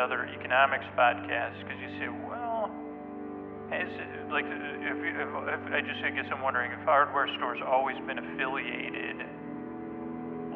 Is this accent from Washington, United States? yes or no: no; Syracuse, New York, United States; growing up in Syracuse, New York, that was the center of my world